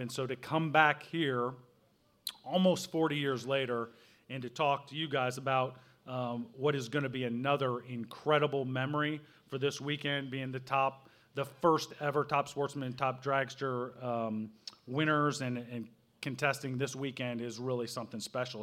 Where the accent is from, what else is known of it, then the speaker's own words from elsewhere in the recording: Southern Illinois, United States; I grew up in Southern Illinois